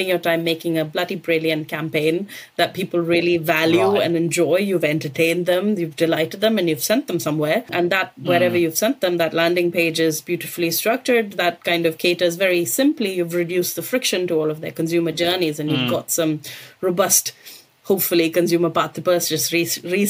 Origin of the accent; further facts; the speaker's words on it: India; moved away; I grew up in India